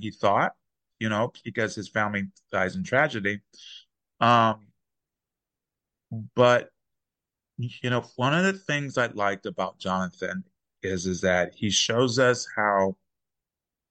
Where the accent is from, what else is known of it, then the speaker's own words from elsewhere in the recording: Texas, United States; I'm from Texas